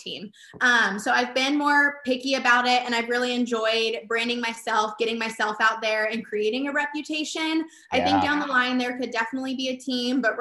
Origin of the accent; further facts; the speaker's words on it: California, United States; growing up in the Cali, really all we have is cows and ag